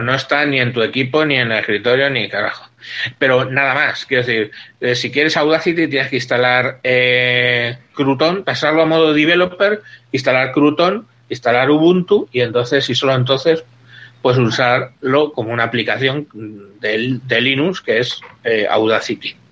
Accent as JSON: {"language": "Spanish", "country": "Spain", "said": "soy divorciado español"}